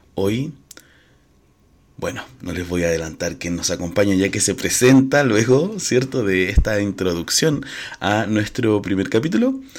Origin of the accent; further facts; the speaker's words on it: Chile; Soy chileno, marica y mediador cultural